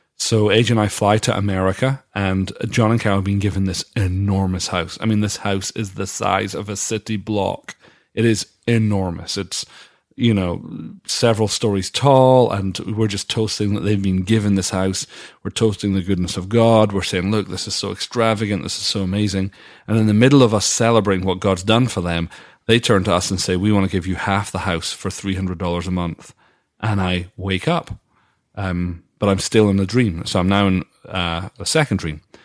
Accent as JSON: {"language": "English", "town": "Dundee", "region": "Scotland", "country": "United Kingdom", "tie": "born or raised there", "moved": "yes", "said": "my hometown of Dundee"}